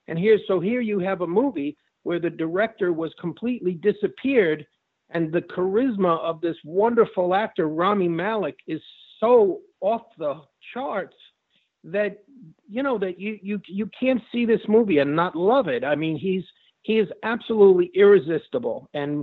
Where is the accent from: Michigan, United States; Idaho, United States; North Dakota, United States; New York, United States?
New York, United States; I'm from New York.